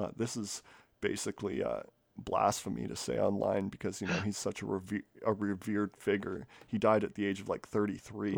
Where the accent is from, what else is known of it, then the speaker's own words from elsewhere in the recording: Canada; I'm Canadian